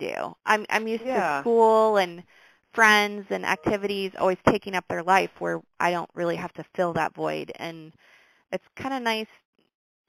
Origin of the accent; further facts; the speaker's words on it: Brooklyn, Iowa, United States; I grew up in Brooklyn. I've been around Brooklyn my whole life.